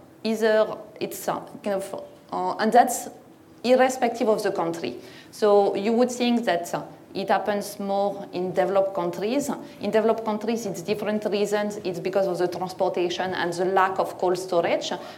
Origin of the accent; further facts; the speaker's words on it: northern France, France; English is a second language; now in United Kingdom; I'm not originally from the UK, I'm from Northern France.